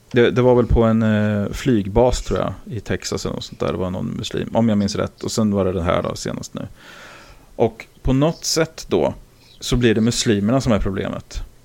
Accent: Karlskoga, Örebro County, Sweden; born or raised there

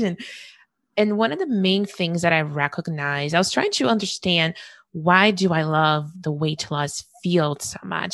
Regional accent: Brazil; moved away; growing up in Brazil

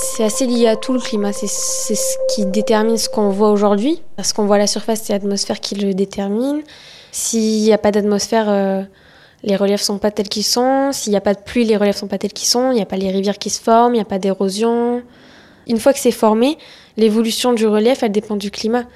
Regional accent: Soustelle, Occitania, France; moved away as an adult; now in Plateau de Saclay, France; Je suis originaire du sud de la France, plus particulièrement à une heure de Nîmes, un tout petit village de 100 habitants

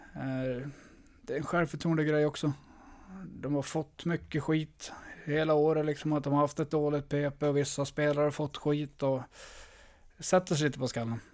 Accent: Örnsköldsvik, Västernorrland County, Sweden; moved away; also born or lived in Leksand / Skellefteå; Jag är glad att jag kommer från Övik

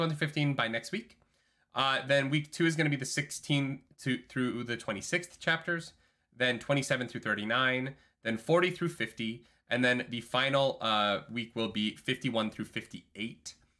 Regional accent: Calgary, Alberta, Canada; moved away; my hometown of Calgary

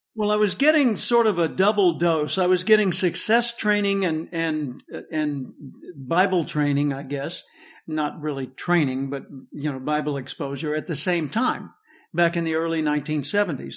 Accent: Little Rock, Arkansas, United States; I grew up in the Metli-, Methodist church in Little Rock

